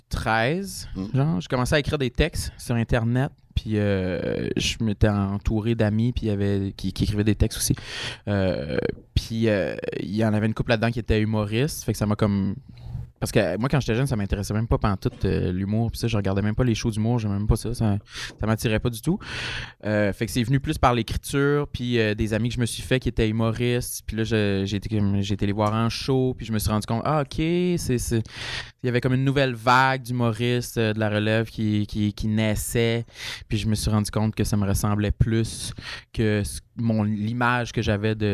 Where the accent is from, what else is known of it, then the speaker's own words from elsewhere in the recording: New Richmond, Quebec, Canada; Euh, je viens du sud, dans la baie des Chaleurs, euh, un mm.